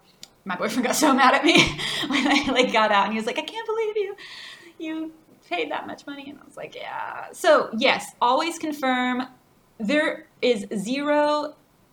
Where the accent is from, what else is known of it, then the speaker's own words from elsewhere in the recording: United States; now in Chile; we are people from the United States